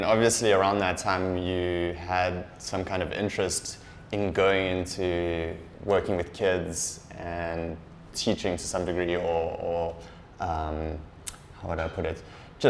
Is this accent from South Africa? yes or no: yes; Durban, KwaZulu-Natal, South Africa; moved away as an adult; also born or lived in Cape Town / South Korea; now in Vietnam; I grew up in Durban, but then I moved to Cape Town to study.